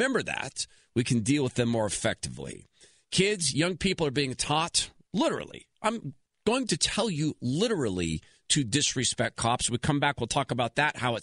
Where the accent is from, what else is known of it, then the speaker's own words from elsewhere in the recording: West Coast, United States; I am from the West Coast